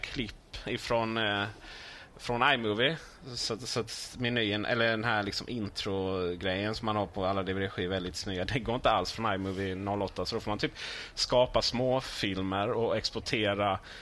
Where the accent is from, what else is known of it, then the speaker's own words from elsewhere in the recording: Blekinge, Sweden; moved away; Hemma i Blekinge